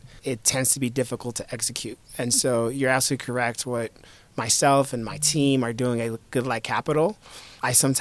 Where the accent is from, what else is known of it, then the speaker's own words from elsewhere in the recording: Miami, Florida, United States; also born or lived in New York / Haiti; I was born in New York. I grew up in Miami. I spent my summers in Haiti, which is where my family spent most of the last several hundred years